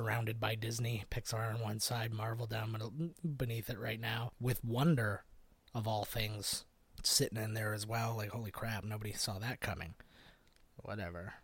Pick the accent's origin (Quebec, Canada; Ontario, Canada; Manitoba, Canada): Ontario, Canada; St. Catharines; my hometown of St. Catharines